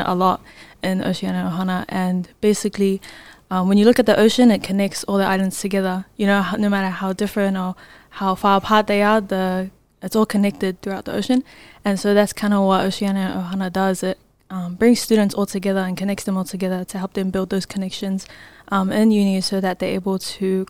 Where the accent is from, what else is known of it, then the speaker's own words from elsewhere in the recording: Auckland, New Zealand; I'm from South Auckland, New Zealand, born and raised.